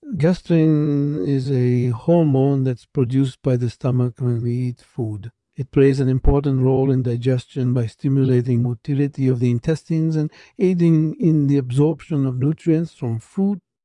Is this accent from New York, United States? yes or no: yes; New York City, New York, United States; I was born and raised in Brooklyn, New York